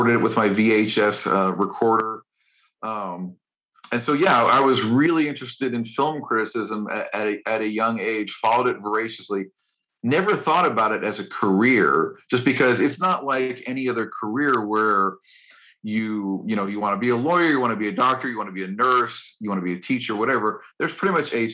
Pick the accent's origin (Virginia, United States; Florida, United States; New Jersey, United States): Florida, United States; Orlando; I was reading my film critic at my hometown newspaper, which was the Orlando Sentinel